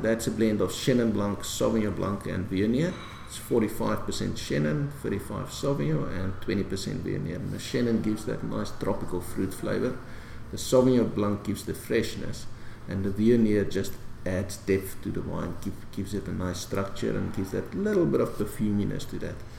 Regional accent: South Africa; being proudly South African

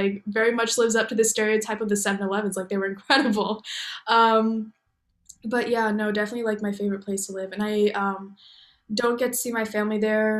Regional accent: Okinawa, Japan; born there; also born or lived in Iwakuni; I was born in Okinawa, came back to the States for a little bit, and then we lived in Iwakuni for a little bit.

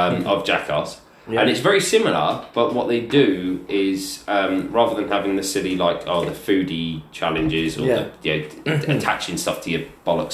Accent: England, United Kingdom; as an Englishman

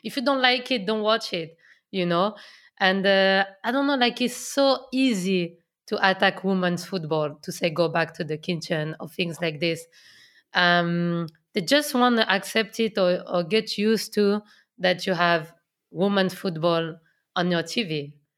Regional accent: Lyon, Auvergne-Rhône-Alpes, France; English is a second language; moved away as an adult; now in England; I come from Lyon. I know Lyon so well.

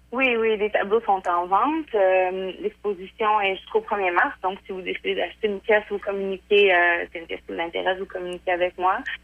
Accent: Portneuf, Quebec, Canada; je suis née ici, j'ai grandi à Portneuf

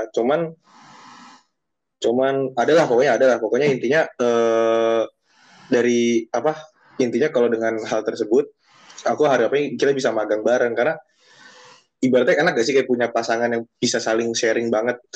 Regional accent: Sidoarjo, East Java, Indonesia; Aku dari Surabaya Sidoarjo. Ayo adu nasib kita.

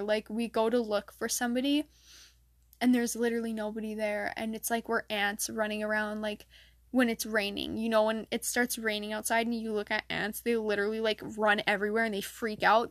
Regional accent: Michigan, United States; in my state, I'm from Michigan

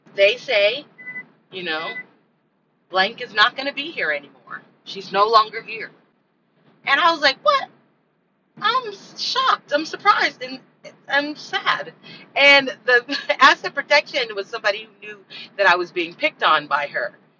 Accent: California, United States; moved away; I'm from California, and from the time that I lived in California, when I was born

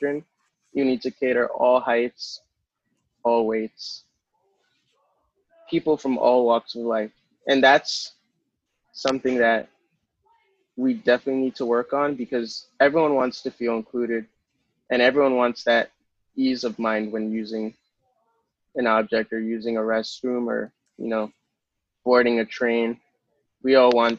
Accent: New York City, New York, United States; I was born in Manhattan

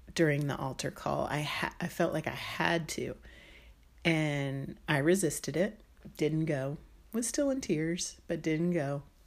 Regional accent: D.C., Maryland outside of Washington, United States; I grew up in Maryland outside of Washington, D C

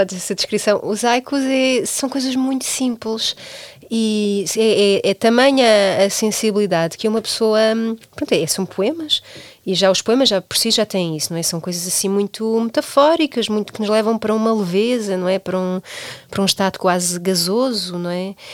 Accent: Portugal; nós, enquanto portugueses

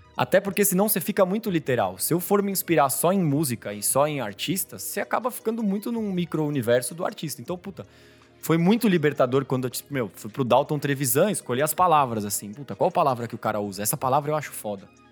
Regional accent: São Paulo, Brazil; Eu nasci em São Paulo, fui criado aqui.

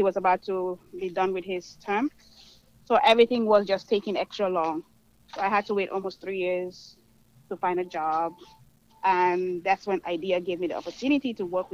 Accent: Gambia; moved away as an adult; also born or lived in Melbourne, Florida / McAllen, Texas; now in Irving, United States; I'm originally from the Gambia, West Africa, and I only moved to the States to pursue my education.

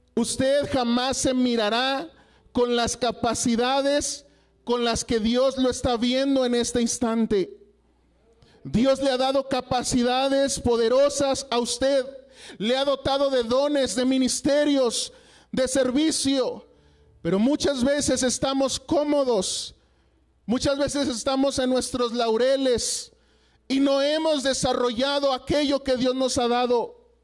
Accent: Coahuila, Mexico; moved away as an adult; now in Durango, Mexico; yo soy originario de Coahuila, de allá, eh, donde termina Coahuila, a cinco minutos está Estados Unidos

